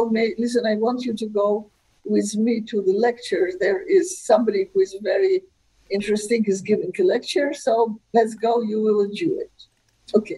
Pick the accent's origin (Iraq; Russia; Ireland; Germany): Russia; also born or lived in Israel; now in United States; In Russia, my Jewish education consisted of reading a lot of Shalom Aleichem